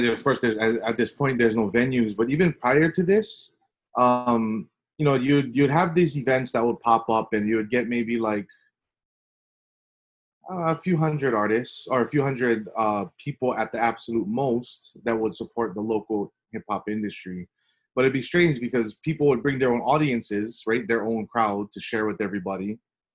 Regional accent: Nanakuli, Hawaii, United States; I was born and raised in Nanakuli.

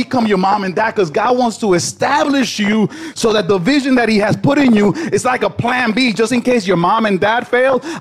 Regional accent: Newark, New Jersey, United States; I come from Newark

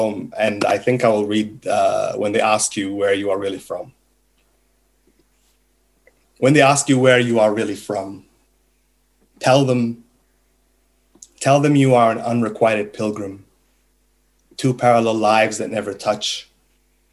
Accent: Egypt; first language Arabic; English is a second language; moved away; also born or lived in New Zealand; I was born in Egypt. I was raised very much with an Arab identity, with an Arab culture. My first language was Arabic

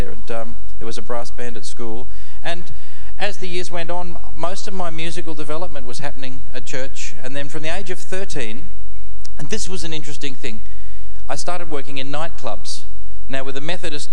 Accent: Boorowa, New South Wales, Australia; I was born in Boorowa in western New South Wales.

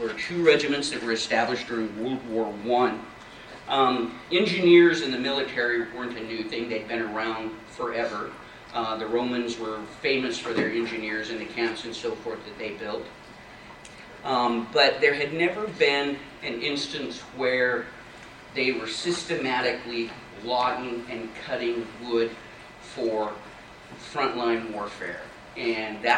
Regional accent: Libby, Montana, United States; I grew up in Libby, Montana

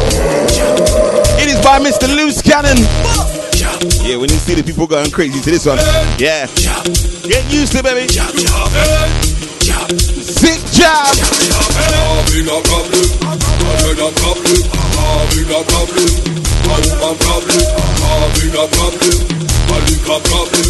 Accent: Trinidad & Tobago; I'm from Trinity.

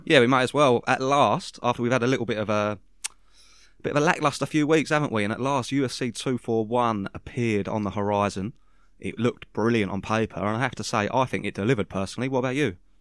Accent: United Kingdom; I'm a Brit

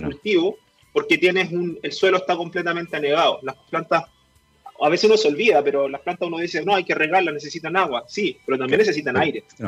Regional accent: Melipilla, Santiago Metropolitan Region, Chile; moved away as an adult; also born or lived in Valdivia; now in Coyhaique, Chile; como soy de Melipilla, también mi abuelo es agricultor y siempre estuve un poco vinculado al campo. No tan activamente, pero sí siempre me crié en el campo, digamos. Melipilla es un, un sector rural

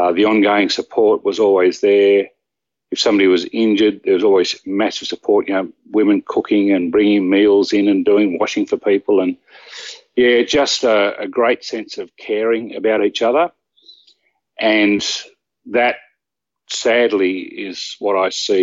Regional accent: small country town 360 km west of Sydney, New South Wales, Australia; now in Sydney, Australia; I was born in a very small country town, roughly 360-odd kilometres west of Sydney. And obviously, after I was born, I was taken to my hometown, which was an even smaller town

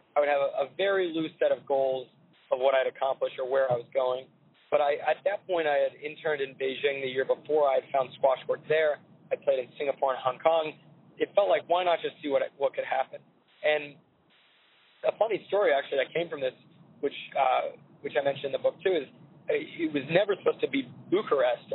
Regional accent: Santa Barbara, California, United States; born or raised there; also born or lived in New York

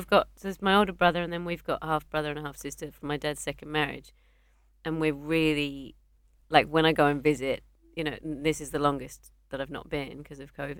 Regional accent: Australia; I'm here for 10 days. I'm visiting from Australia.

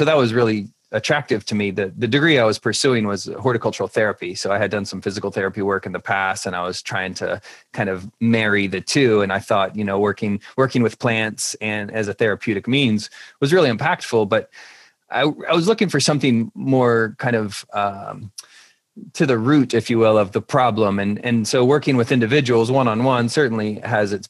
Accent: Virginia Beach, Virginia, United States; moved away; also born or lived in Richmond, Virginia; I'm from the East Coast. I grew up Virginia Beach

